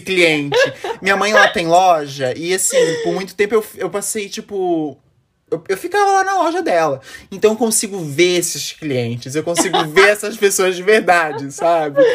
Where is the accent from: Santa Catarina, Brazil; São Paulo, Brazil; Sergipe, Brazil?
Santa Catarina, Brazil; Florianópolis; eu sou de Floripa, Santa Catarina